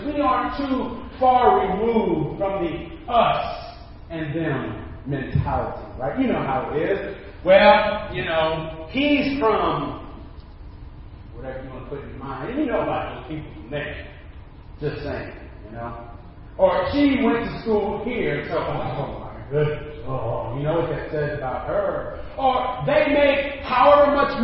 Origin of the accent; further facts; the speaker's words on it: Dallas, Texas, United States; I'm from Dallas